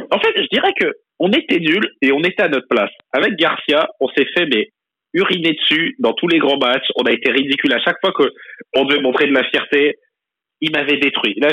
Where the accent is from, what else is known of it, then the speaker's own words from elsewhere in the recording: Marseille, Provence-Alpes-Côte d'Azur, France; franchement, franchement, en tant que Marseillais